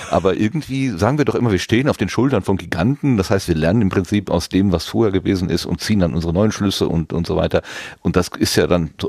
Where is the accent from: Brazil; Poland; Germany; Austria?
Germany; North Rhine-Westphalia; Ich bin ein Kind des Ruhrgebietes, also und kenne das Ruhrgebiet vom, äh, ja, als noch äh, Stahl und Kohle geprägtes Industrierevier, mehr oder weniger.